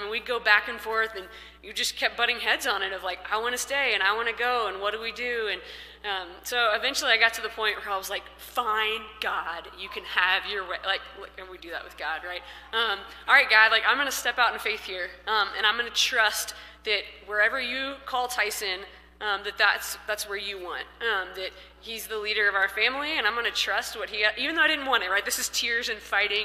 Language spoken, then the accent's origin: English; Missouri, United States; moved away as an adult; now in Colorado, United States; we're from Missouri and lived there for most of my life, besides college, essentially.